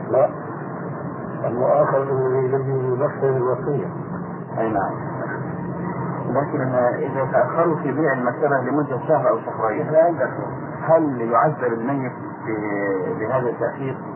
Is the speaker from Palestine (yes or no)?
no; Egypt; احنا عندنا في مصر